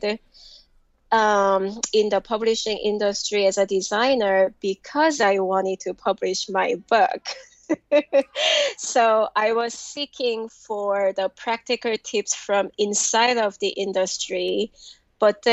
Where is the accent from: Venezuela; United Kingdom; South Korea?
South Korea; moved away as an adult; also born or lived in Cincinnati, Ohio, United States; now in Queens, New York, United States; I was born in Cincinnati, Ohio, and grew up in South Korea. My family moved back to Korea when I was 2 years old